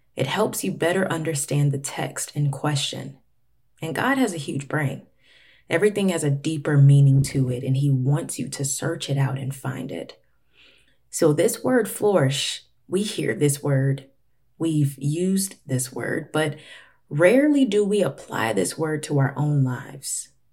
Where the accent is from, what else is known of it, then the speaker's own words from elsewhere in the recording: Florida, United States; now in Atlanta, United States; Florida, which is where I'm actually from. I currently live in Atlanta, but I was born in Florida